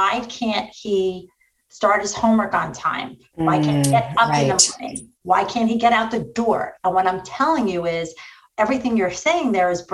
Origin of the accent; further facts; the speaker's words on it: New York, United States; I'm from New York